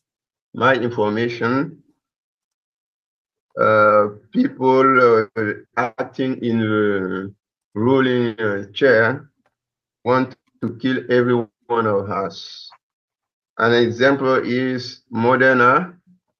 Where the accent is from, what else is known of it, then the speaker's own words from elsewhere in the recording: Côte d’Ivoire; I am from West Africa, Côte d'Ivoire